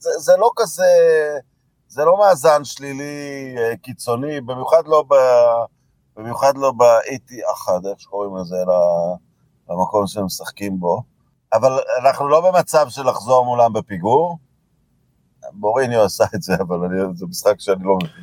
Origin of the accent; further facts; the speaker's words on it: Israel; גדלנו במדינה שלא הייתה קולוניה בריטית